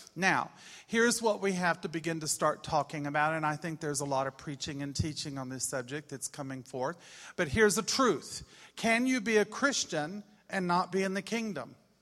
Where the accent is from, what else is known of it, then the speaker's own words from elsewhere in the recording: Austin, Texas, United States; moved away as an adult; we're from Austin, Texas